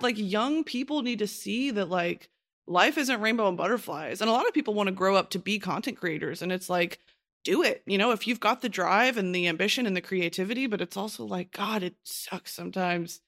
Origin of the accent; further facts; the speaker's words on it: United States; as an American, I would never really truly be exposed to that.